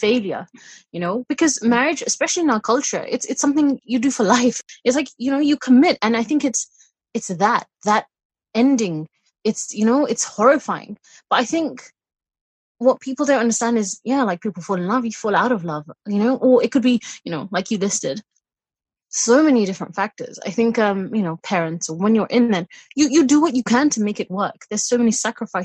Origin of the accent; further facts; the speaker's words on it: United Kingdom; being British born, you have a lot of Western influences, you know, being brought up here.